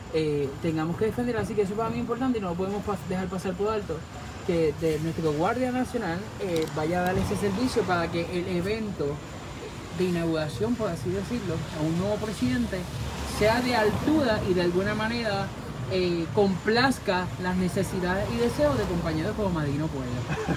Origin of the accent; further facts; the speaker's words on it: Puerto Rico; como buen boricua y patriota